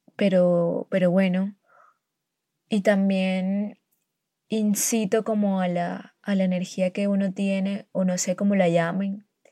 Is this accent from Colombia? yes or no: yes; a town near Barranquilla, Atlántico, Colombia; yo vivo en un pueblo cerca de Barranquilla